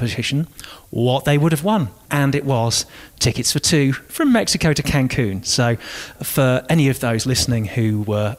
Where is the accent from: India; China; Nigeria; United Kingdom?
United Kingdom; Hull, Yorkshire and the Humber; moved away; I left my hometown of Hull many years ago